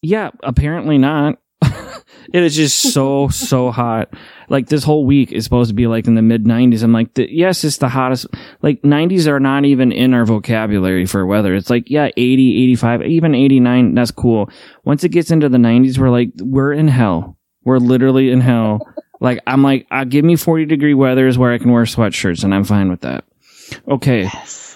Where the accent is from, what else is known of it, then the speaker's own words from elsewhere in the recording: Midwest, United States; Midwesterners, we just don't leave